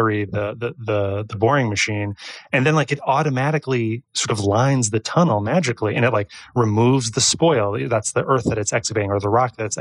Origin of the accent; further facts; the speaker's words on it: New York, United States; we're from New York